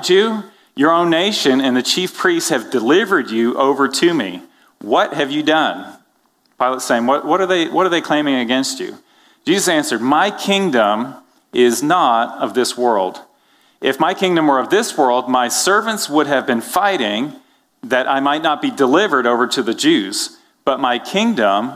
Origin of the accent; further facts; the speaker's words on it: Canada; now in United States; I'm from Canada